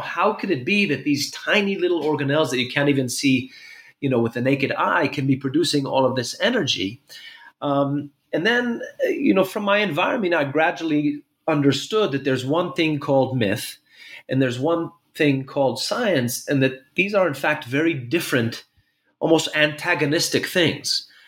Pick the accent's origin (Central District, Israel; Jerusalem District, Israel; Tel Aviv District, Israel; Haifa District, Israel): Jerusalem District, Israel; Jerusalem; also born or lived in New York City; I was born in Jerusalem